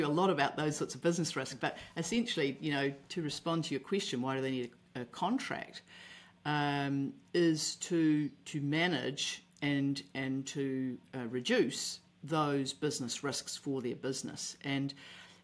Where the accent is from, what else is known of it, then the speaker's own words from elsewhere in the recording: Auckland, New Zealand; I'm from Auckland, New Zealand.